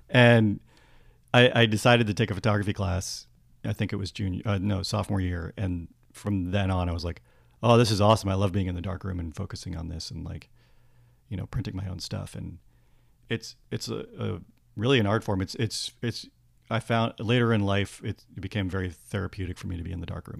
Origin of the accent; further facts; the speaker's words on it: Worcester, Massachusetts, United States; I grew up in Massachusetts.